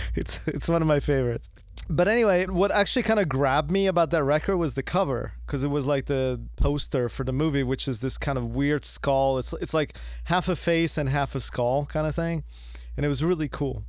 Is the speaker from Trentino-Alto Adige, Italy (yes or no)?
no; Florence, Tuscany, Italy; moved away; I'm originally from Italy. I was born in Florence, and I was living in Italy